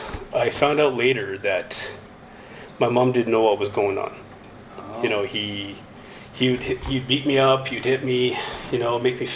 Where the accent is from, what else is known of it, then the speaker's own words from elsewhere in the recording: Dauphin, Manitoba, Canada; also born or lived in Swan River / Churchill / Gillam / Sapotaweyak Cree Nation; I've lived in Gillam, but I grew up in Dauphin.